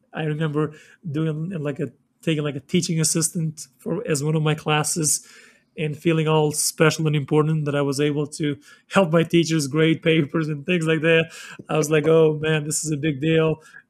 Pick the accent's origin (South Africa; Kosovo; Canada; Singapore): Kosovo; now in Denver, United States; going from a small town, like I said, that I grew up in Kosovo, to go into a big city like Denver